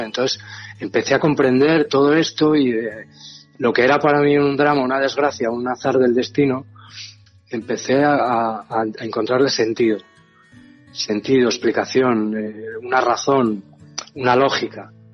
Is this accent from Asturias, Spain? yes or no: yes; Asturias, Spain; moved away as an adult; Yo nací en Asturias y me vine para acá.